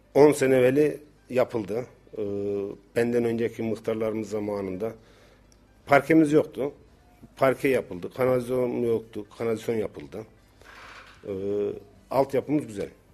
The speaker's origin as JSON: {"language": "Turkish", "town": "Incesu", "region": "Kayseri Province", "country": "Turkey", "said": "bizim köyde kırsal kesim e, yüzde yirmi beşi taş kırarız."}